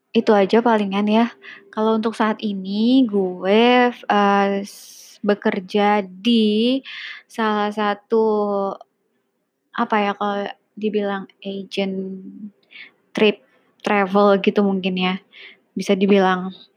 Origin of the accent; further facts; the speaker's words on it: Jakarta, Indonesia; gue lahir di Jakarta besar di Jakarta so uh, eh, gue menganggap diri gue orang Jakarta